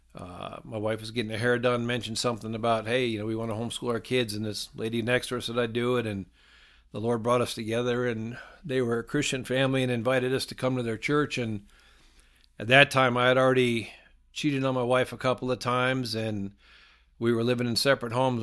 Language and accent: English; Ohio, United States; moved away as an adult; also born or lived in South Carolina / Myrtle Beach; I grew up in Ohio and I moved down to South Carolina in eighty-nine and to go to college